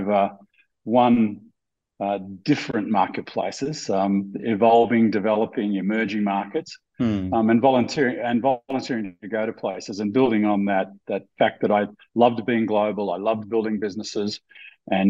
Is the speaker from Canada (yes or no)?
no; Australia; moved away as an adult; also born or lived in Sydney, Australia; I'm Australian by birth, global by choice, and blessed by fate. Mm-hmm. I'm an Australian who hasn't lived in Australia for almost 30 years now